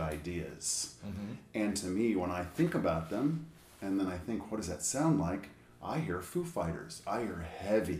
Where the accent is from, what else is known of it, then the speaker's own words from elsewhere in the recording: Indianapolis, Indiana, United States; I was born in Indianapolis, Indiana